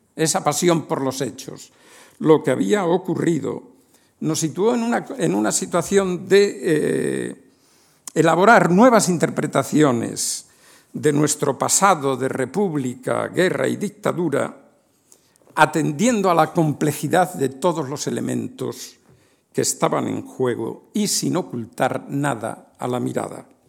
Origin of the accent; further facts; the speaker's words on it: Spain; Un español de 25 o 30 años en 1970